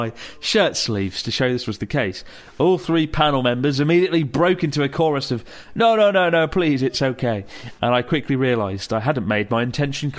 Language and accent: English; United Kingdom; The Brit in me